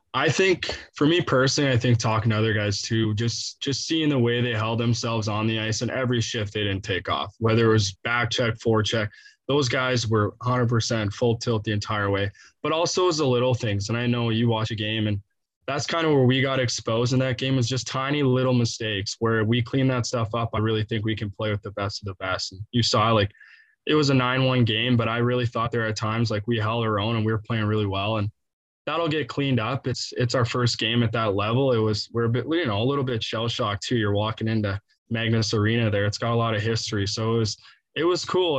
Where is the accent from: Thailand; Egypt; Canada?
Canada; now in St. Louis, United States; being Canadian